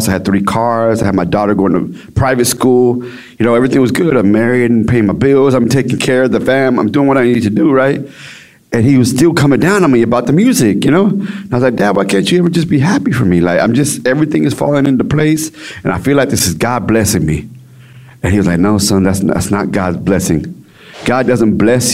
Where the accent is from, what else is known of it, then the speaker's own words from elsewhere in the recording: Dallas-Fort Worth area, Texas, United States; I'm from Texas, Dallas-Fort Worth area. You know, so I live in a little area called Everman Forest Hill. It's kind of like the hood, right? And so that's where I'm from.